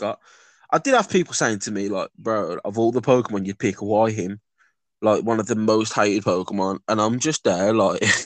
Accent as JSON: {"language": "English", "town": "Birmingham", "region": "West Midlands", "country": "United Kingdom", "tie": "born or raised there", "said": "I grew up in Birmingham"}